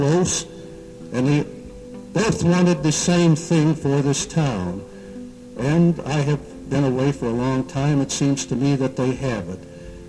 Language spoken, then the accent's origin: English; Wheaton, Illinois, United States; moved away; And when I say I'm from Wheaton